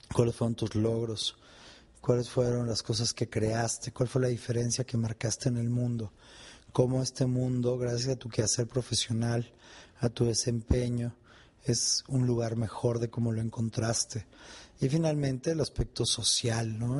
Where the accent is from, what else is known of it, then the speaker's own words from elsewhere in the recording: Mexico; en mi país hay una expresión